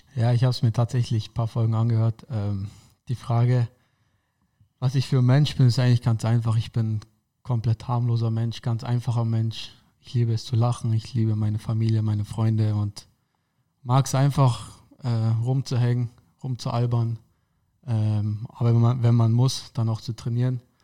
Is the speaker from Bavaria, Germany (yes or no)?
yes; Karlsfeld, Bavaria, Germany; also born or lived in Dachau / Munich; ich bin in Dachau geboren, aber ähm, war eigentlich nur eine Grundschule in Karlsfeld, da wo ich wohne. Ähm, ansonsten war ich ja nicht immer in München. Ich bin in München auf die Sportschule gegangen